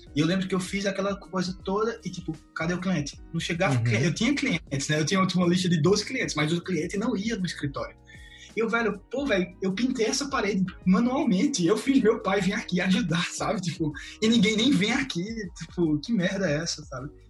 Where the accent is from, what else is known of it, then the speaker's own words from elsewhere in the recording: Caruaru, Pernambuco, Brazil; moved away as an adult; now in Barcelona, Spain; atualmente moro em Barcelona, Catalunha, para quem não sabe, e sou de Caruaru, Pernambuco, Brasil.